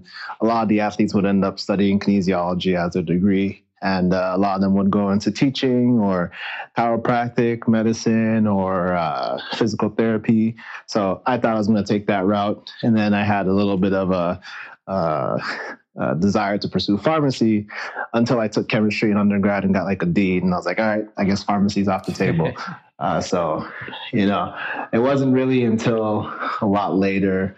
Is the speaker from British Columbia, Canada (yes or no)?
no; Toronto, Ontario, Canada; moved away as an adult; I was born and raised in Toronto, Ontario, Canada